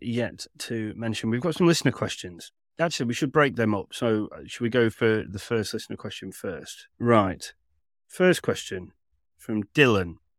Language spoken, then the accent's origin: English; Manchester, North West England, United Kingdom; I grew up in Manchester